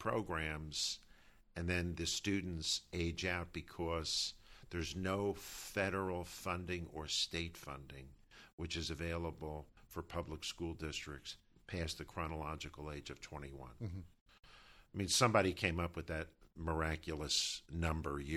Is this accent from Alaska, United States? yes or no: no; New Brunswick, New Jersey, United States; growing up in New Brunswick, having my whole life experience through the urban experience